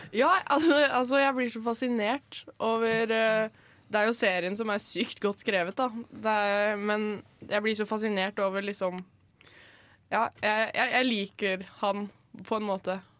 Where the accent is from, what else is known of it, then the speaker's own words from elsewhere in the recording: Skien, Telemark, Norway; moved away; hjemme i Skien